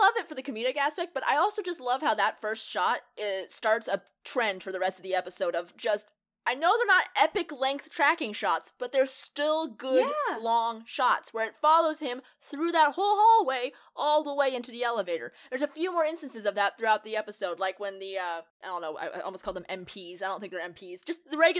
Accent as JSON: {"language": "English", "country": "Ireland", "said": "It makes sense because I'm Irish, and every time somebody calls me Scottish, I want to strangle them."}